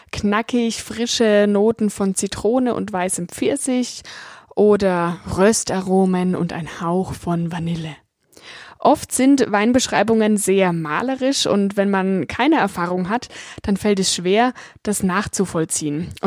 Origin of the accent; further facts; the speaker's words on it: Bavaria, Germany; ich komme aus dem Weinanbaugebiet Franken, war dort sogar Gebietsweinkönigin und auch deutsche Weinprinzessin